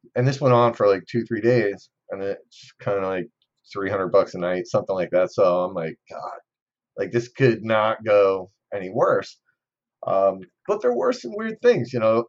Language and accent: English; New Jersey, United States; I'm from New Jersey